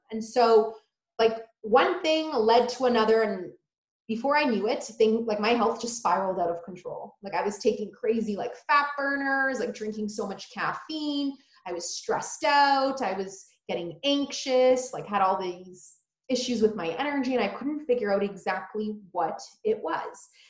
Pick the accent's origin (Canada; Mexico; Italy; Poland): Poland; now in United States; I was born in Poland